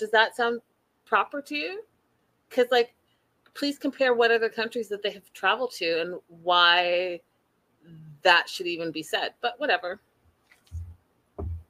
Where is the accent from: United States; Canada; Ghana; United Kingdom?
Canada; I'm the Canadian